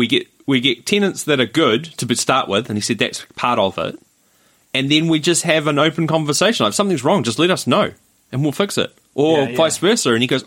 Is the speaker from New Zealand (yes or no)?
yes; Rotorua, Bay of Plenty, New Zealand; moved away; No, what's happening in Rotorua, my hometown?